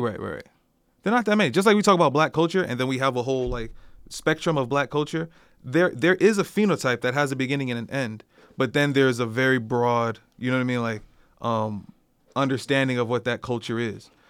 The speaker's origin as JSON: {"language": "English", "country": "United States", "said": "I'm from America"}